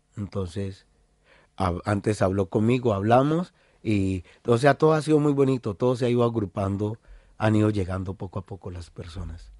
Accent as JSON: {"language": "Spanish", "town": "Cali", "region": "Valle del Cauca", "country": "Colombia", "moved": "as an adult", "lives_now": "Basque Country, Spain", "said": "vengo de Cali"}